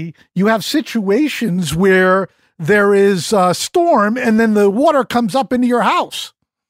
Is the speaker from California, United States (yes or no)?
no; Connecticut, United States; I grew up in Connecticut a couple of miles from the sound.